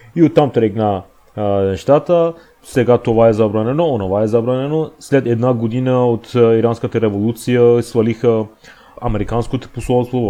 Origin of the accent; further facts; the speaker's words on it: Iran; Bulgarian is a second language; moved away as an adult; now in Bulgaria; аз съм пораснал в Иран, ама искам да израснам в България